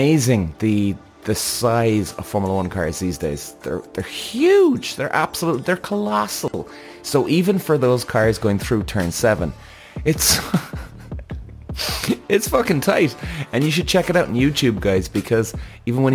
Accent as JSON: {"language": "English", "country": "Ireland", "also_born_or_lived": "Zandvoort, Netherlands", "said": "Now, I'm an Irish guy, Irish driver"}